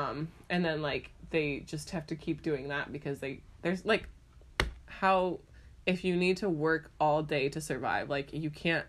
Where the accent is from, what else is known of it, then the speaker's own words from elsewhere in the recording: Ireland; I'm from Ireland.